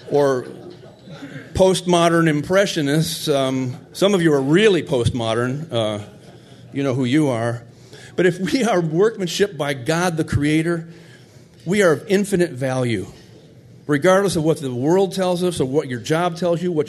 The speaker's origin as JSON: {"language": "English", "region": "Michigan", "country": "United States", "tie": "born or raised there", "said": "I grew up in Michigan"}